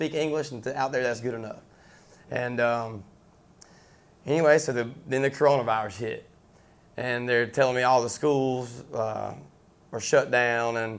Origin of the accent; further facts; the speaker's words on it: Snow Hill, North Carolina, United States; also born or lived in Kinston, North Carolina / Long Beach, California / Hollywood, California; I'm from Snow Hill, North Carolina